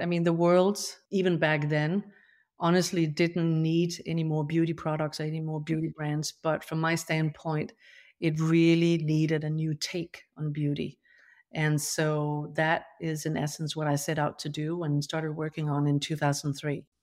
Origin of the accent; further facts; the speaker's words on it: Denmark; moved away; I grew up, you know, on a farm in rural Denmark